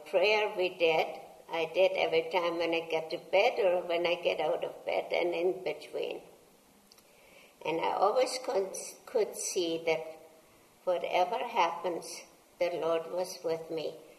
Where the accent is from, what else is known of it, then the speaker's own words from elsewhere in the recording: Poland; moved away; I was born in Poland in a Christian home, and it was in a German village